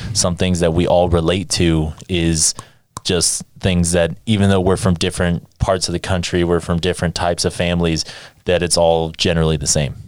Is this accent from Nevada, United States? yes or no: yes; Las Vegas, Nevada, United States; I was born in Nevada. I was born in Las Vegas